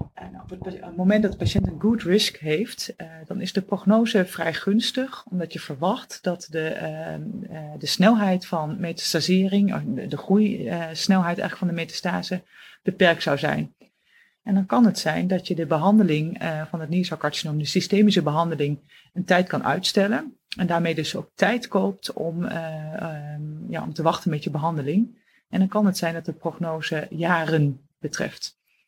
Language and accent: Dutch; Oldenzaal, Overijssel, Netherlands; moved away as an adult; now in Utrecht, Netherlands; Ik ben afkomstig uit het oosten van het land, eh, uit Oldenzaal. En ben daar geboren en heb, ben daar eigenlijk ook mijn hele jeugd, eh, opgegroeid.